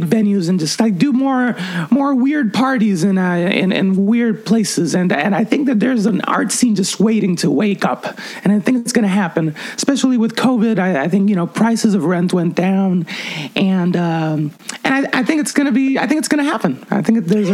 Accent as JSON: {"language": "English", "country": "Puerto Rico", "tie": "born or raised there", "moved": "yes", "lives_now": "New York City, United States", "said": "I grew up in Puerto Rico"}